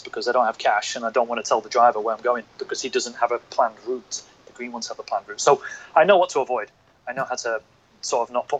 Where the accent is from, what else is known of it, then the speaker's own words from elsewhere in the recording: North of England, United Kingdom; accent: northern; moved away as an adult; now in Hong Kong; I grew up in the North of England, and we are just really blunt.